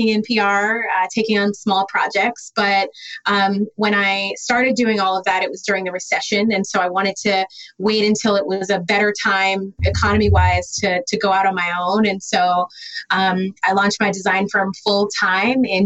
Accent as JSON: {"language": "English", "town": "Detroit", "region": "Michigan", "country": "United States", "said": "I'm an interior designer. I'm from Detroit"}